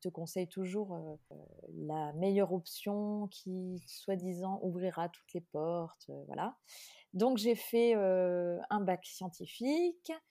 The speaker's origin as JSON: {"language": "French", "town": "Limoges", "region": "Nouvelle-Aquitaine", "country": "France", "tie": "born or raised there", "also_born_or_lived": "Brussels", "moved": "as an adult", "said": "ma famille qui était à Limoges, puisque je suis originaire de Limoges."}